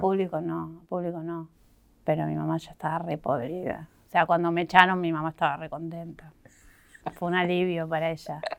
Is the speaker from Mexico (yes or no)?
no; Banfield, Buenos Aires Province, Argentina; moved away as an adult; me fui de Banfield, o sea, no, hoy no vivo ahí porque, o sea, toda mi adolescencia, como hasta los 23 viví ahí